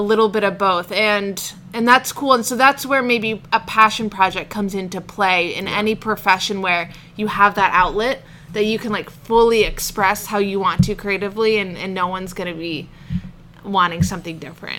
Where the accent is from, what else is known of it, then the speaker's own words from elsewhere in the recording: the Seacoast, New Hampshire, United States; also born or lived in Portland, Oregon / Oman / England; I moved to the seacoast when I was about eight. Okay. And I've been here ever since